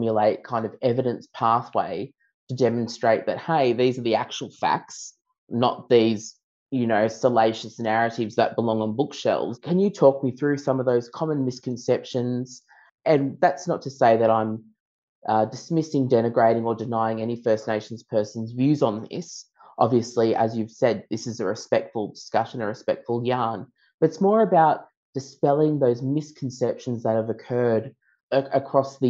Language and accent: English; Central Coast, New South Wales, Australia; I grew up on Darkinyung country, the central coast of New South Wales